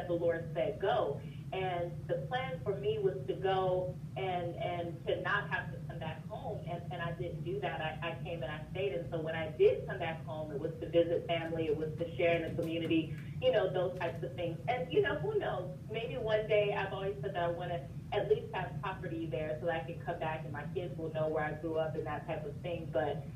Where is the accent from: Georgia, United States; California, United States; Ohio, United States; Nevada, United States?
Nevada, United States; Las Vegas; moved away as an adult; growing up in Vegas